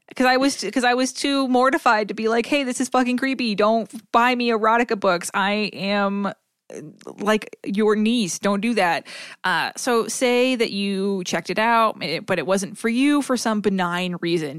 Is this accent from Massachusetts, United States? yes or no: yes; Northeast Massachusetts, United States; where I grew up in Massachu, in Northeast Massachusetts, everyone that I knew called it a Yankee swap